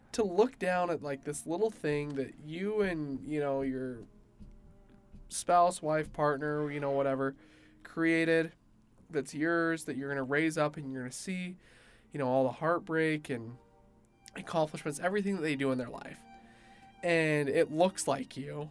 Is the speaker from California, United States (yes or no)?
no; Utah, United States; I grew up in Utah County